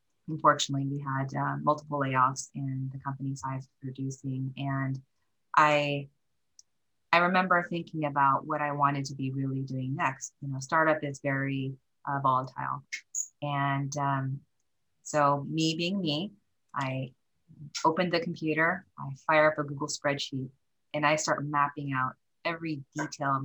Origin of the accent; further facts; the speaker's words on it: the Northwest, Pacific Northwest, United States; also born or lived in Korea / Japan / Seattle; I did mostly grow up in the Northwest.